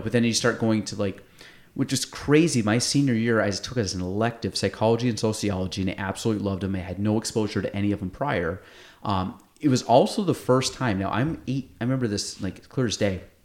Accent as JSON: {"language": "English", "area": "North Country", "region": "New York", "country": "United States", "tie": "born or raised there", "said": "I grew up in the North Country"}